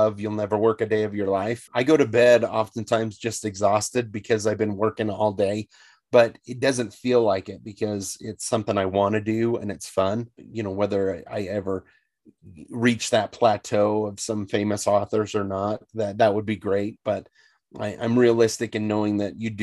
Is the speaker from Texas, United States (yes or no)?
no; Northern Utah, United States; I grew up in Northern Utah near the wilderness